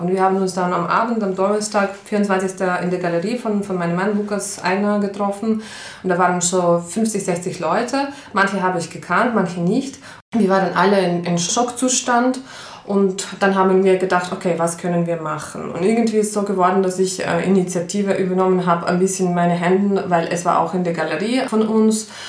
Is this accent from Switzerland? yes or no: no; Ukraine; German is a second language; moved away as an adult; now in Linz, Austria; ich komme ursprünglich aus der Ukraine, bin seit 13 Jahren in, in Linz in Österreich